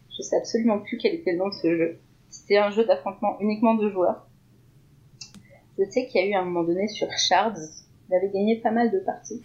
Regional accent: Lorraine, Grand Est, France; en tant que Lorrain

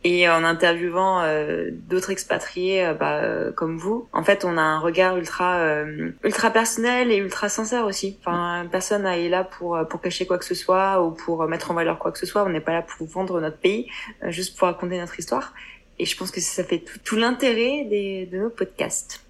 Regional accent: France; accent: French; moved away as an adult; now in Hong Kong; notre accent français

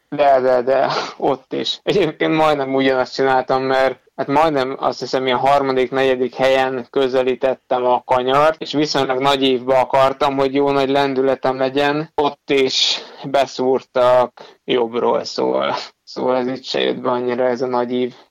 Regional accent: Hungary; ott már egyedül voltam magyarként

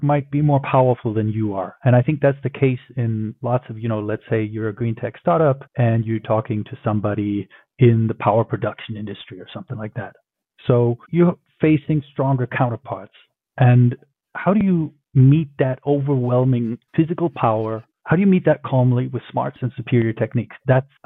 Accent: Berlin, Germany; moved away; also born or lived in Tokyo; I grew up in Berlin, my hometown

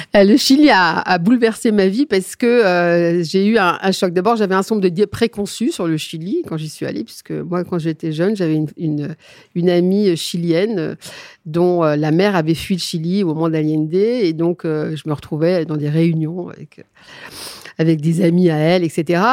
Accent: Neufchâteau, Grand Est, France; je suis des Vosgiennes. Je suis très exactement néocastrienne.

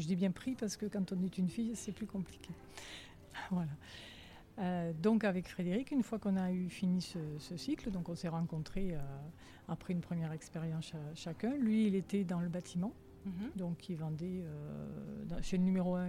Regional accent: Alès, Occitania, France; Moi je suis native d'Alès

